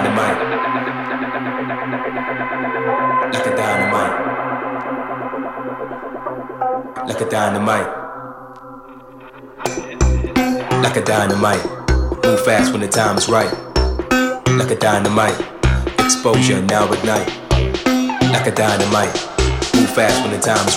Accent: Glasgow, Scotland, United Kingdom; accent: Scottish; also born or lived in Liverpool; now in London, United Kingdom; in case you're wondering what that weird Scottish accent is. I'm from Glasgow.

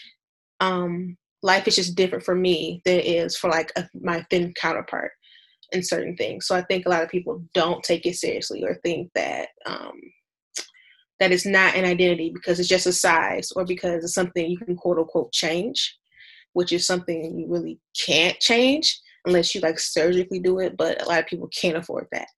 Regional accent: Detroit, Michigan, United States; I'm from Detroit

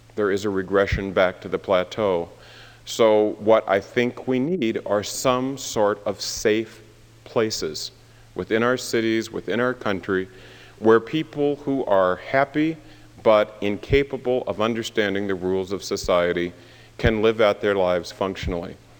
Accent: Tacoma, Washington, United States; I grew up part of the time in Tacoma, Washington, where my grandmother still lives.

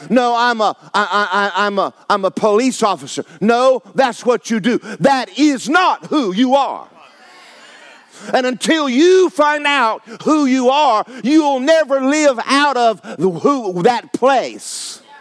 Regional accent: Georgia, United States; Yeah, I'm from Georgia. Nothing good come out of Georgia.

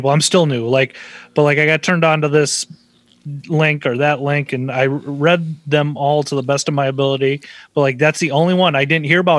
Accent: Southern Minnesota, United States; also born or lived in Lake Crystal / St. Paul; I grew up in Southern Minnesota.

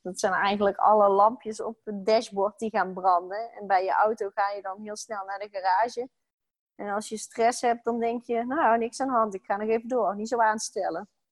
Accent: North Brabant, Netherlands; moved away as an adult; now in Utrecht, Netherlands; Ik ben opgegroeid in Brabant

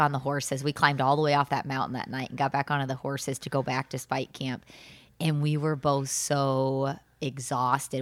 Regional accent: Southern Illinois, United States; I grew up in Southern Illinois and did not take a ton of vacations with my family growing up.

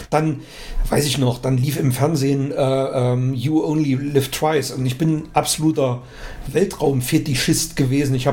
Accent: East Germany, Germany; also ich bin ja in der DDR groß geworden

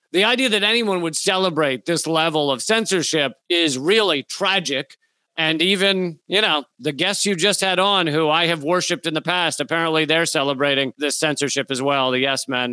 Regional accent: United States; because I'm American

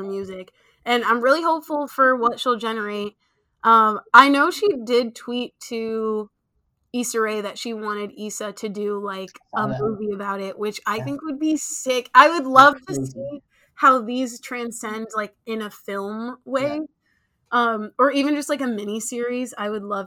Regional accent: Nigeria; I am Nigerian

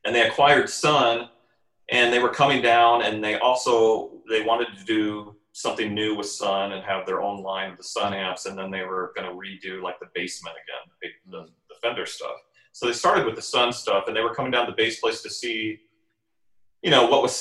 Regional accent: Iowa, United States; now in Arizona, United States; I grew up in Iowa

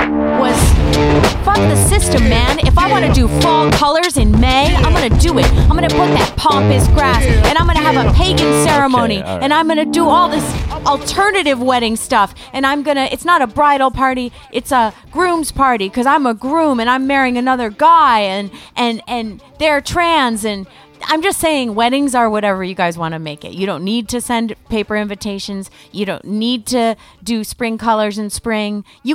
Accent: East Coast, United States; Because I'm a nomad. I come from the East Coast. I've lived all over.

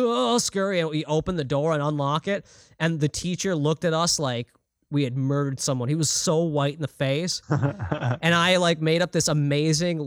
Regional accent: Minnesota, United States; I'm from Minnesota, which is almost like Canadian in some elements

